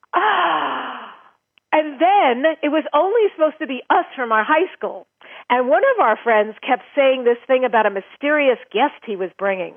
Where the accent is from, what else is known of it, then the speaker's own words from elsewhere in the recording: New York, United States; now in California, United States; I grew up in New York. I live now in California